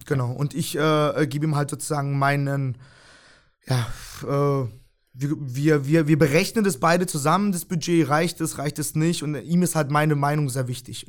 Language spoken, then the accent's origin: German; Freiburg, Baden-Württemberg, Germany; also born or lived in Tokmok, Kyrgyzstan; ich bin mit vier Jahren nach Deutschland gekommen, ähm, habe dann erstmal sozusagen in Freiburg äh, gelebt, äh, unten im Breisgau. Ähm, hab dann dort auch meine Schule gemacht